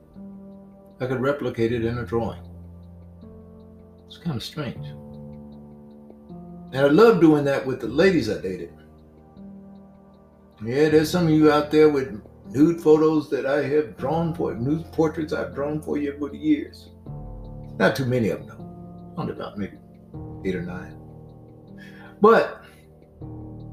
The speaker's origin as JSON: {"language": "English", "region": "Mississippi", "country": "United States", "tie": "born or raised there", "said": "I used to see this growing up in Mississippi."}